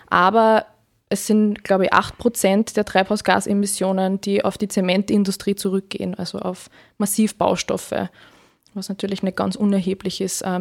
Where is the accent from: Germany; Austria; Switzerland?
Austria; Freistadt, Upper Austria; born there; now in Linz, Austria; ich bin 26 Jahre alt, bin gebürtige Freistädterin, lebe aber jetzt schon seit einigen Jahren in Linz, studiumsbedingt